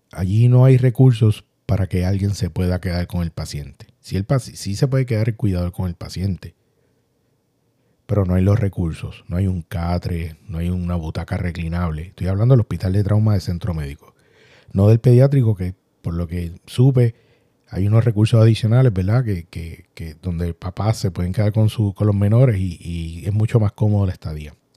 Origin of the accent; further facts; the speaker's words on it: Puerto Rico; todos somos puertorriqueños y sacamos las raíces a pasear